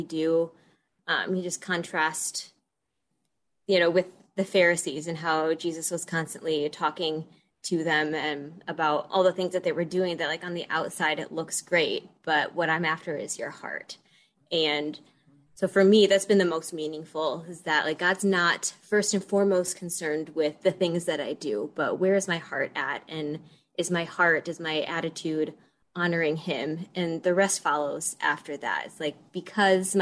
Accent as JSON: {"language": "English", "town": "Detroit", "region": "Michigan", "country": "United States", "tie": "born or raised there", "moved": "as an adult", "lives_now": "Des Moines, United States", "said": "I grew up in the Metro Detroit area, and for the past 5 years have lived out in Des Moines"}